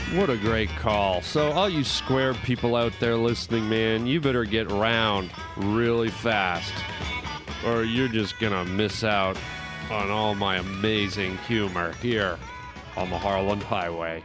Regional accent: Canada; now in United States; growing up in Canada

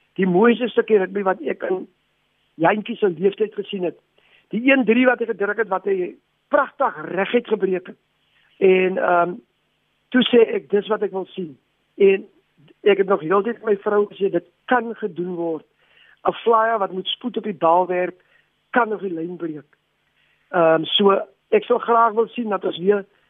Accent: South Africa

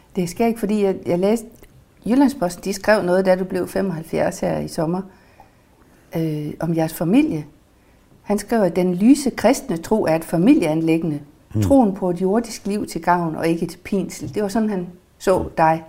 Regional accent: Mors, North Denmark Region, Denmark; moved away; Mors, hvor jeg kommer fra

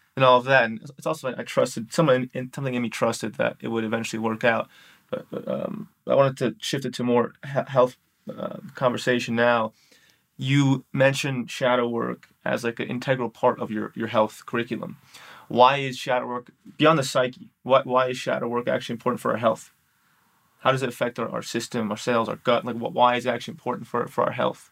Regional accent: New York City, New York, United States; moved away; I'm from New York City

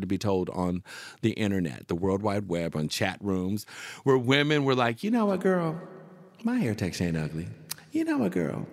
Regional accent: Seattle, Washington, United States; moved away; also born or lived in Arizona / San Francisco / New York; I'm from Seattle

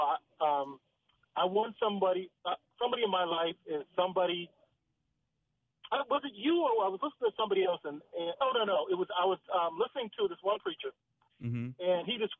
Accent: Missouri, United States; now in Washington DC area, United States; I came to the DMV from Missouri. I've been here for a couple of years.

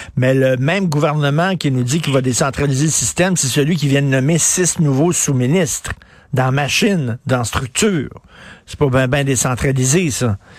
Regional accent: Montreal, Quebec, Canada; je viens d'un milieu pauvre. Je viens de Verdun, près, vous le savez, près de Pointe-Saint-Charles. Mon père travaillait dans une shop.

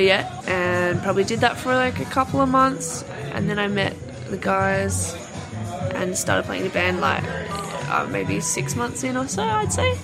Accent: Albany, Western Australia, Australia; in a town called Albany, which is uh, like four or five hours south of Perth.

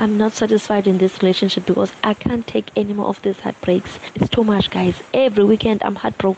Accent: Cape Town, Western Cape, South Africa; I went for Cape Town City because I'm also from Cape Town.

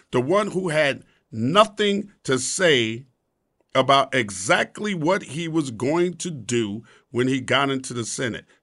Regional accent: the South, United States; I've been called a coon. I'm from the South.

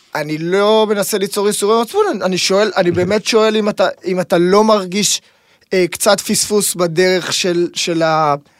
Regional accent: Tel Aviv, Tel Aviv District, Israel; born or raised there

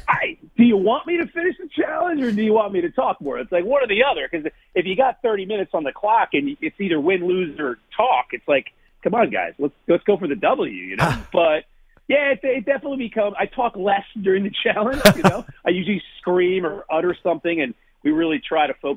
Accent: New Jersey, United States; moved away as an adult; also born or lived in Brooklyn, New York; I'm from New Jersey

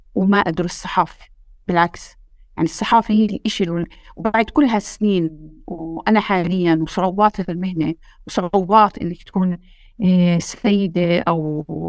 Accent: West Bank, Palestine; إحنا ك كفلسطينيين

